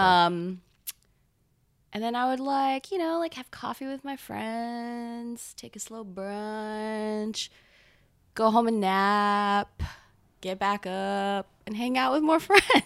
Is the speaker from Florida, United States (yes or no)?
yes; Gainesville, Florida, United States; moved away as an adult; also born or lived in Taiwan / North Carolina; now in New York, United States; I moved to Gainesville, Florida